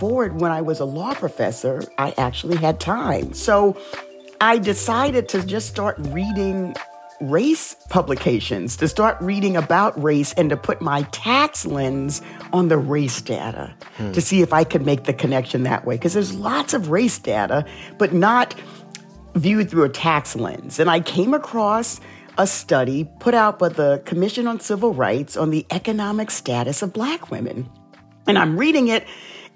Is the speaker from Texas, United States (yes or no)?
no; New York City, New York, United States; growing up in the South Bronx